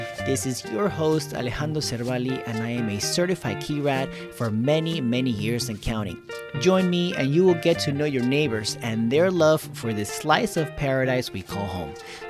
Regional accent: Key Biscayne, Florida, United States; born or raised there

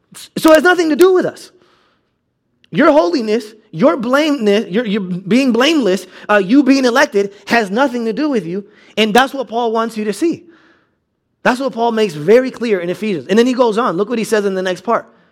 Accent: United States; being American

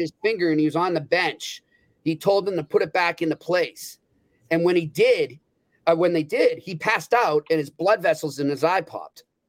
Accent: New England, United States; growing up in New England

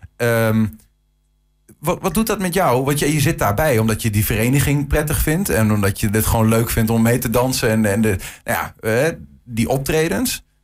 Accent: Netherlands; ik ben een, eh, een Nederlander

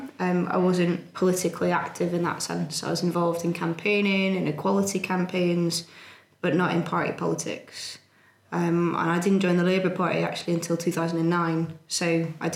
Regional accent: Greenisland, Northern Ireland, United Kingdom; moved away as an adult; now in Manchester, United Kingdom; I grew up 8 miles outside of Belfast on a council estate that nobody's ever heard of. So it's a place called Green Island.

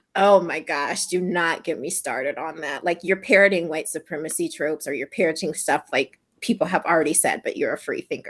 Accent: Louisiana, United States; now in Texas, United States; I'm from Louisiana

